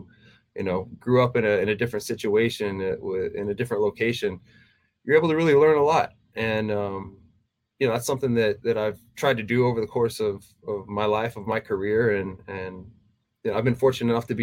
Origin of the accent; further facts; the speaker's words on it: Texas, United States; moved away as an adult; also born or lived in Tennessee; if I was living in my hometown, you know, back in Texas